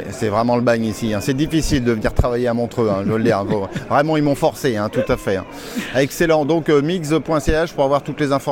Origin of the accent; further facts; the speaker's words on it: Belgium; en tant que belge